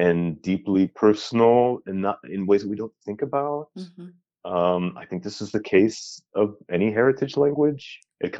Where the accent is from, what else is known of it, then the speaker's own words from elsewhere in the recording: Los Angeles, California, United States; moved away as an adult; now in Oregon, United States; I grew up in Los Angeles